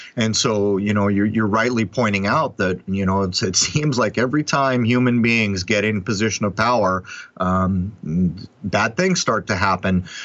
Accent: San Diego, California, United States; moved away; I'm from San Diego

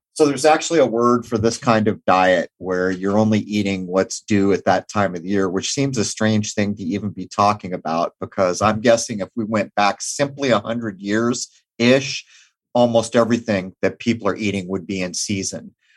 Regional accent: Southern California, United States; now in Rhode Island, United States; I grew up in Southern California

